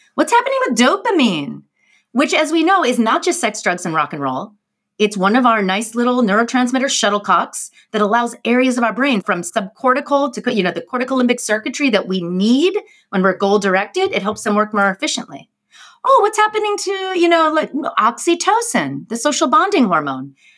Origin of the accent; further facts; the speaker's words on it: New York, United States; as a New Yorker